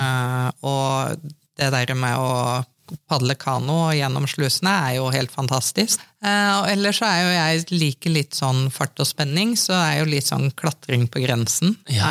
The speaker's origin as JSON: {"language": "Norwegian", "town": "Trøgstad", "region": "Østfold", "country": "Norway", "tie": "born or raised there", "also_born_or_lived": "Bergen / Oslo", "said": "jeg er født i Bergen, men flytta til Trøgstad når jeg var tre år. Så jeg anser meg sjøl for å være indre østfolding"}